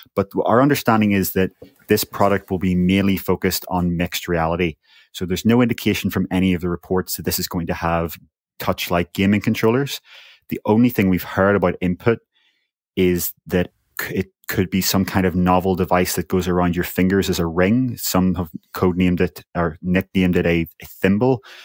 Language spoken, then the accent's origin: English; Northern Ireland, United Kingdom; I'm from Northern Ireland